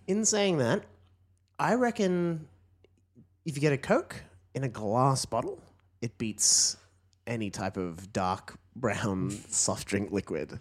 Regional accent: Queensland, Australia; I'm a Queenslander

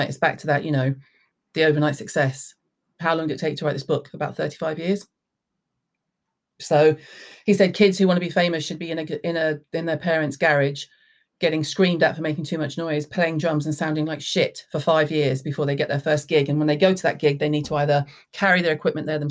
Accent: the South, United States; moved away; I was raised in the South.

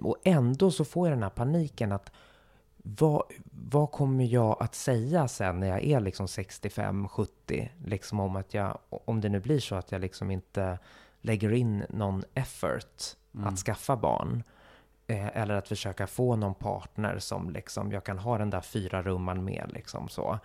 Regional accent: Stockholm, Stockholm County, Sweden; also born or lived in Gothenburg; de enda jag hade i Stockholm som jag verkligen hade fortfarande en nära relation till, det var ju min familj

